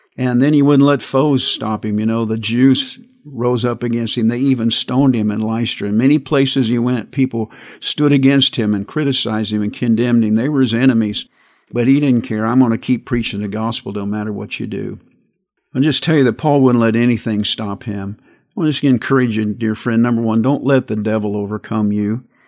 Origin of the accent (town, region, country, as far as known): United States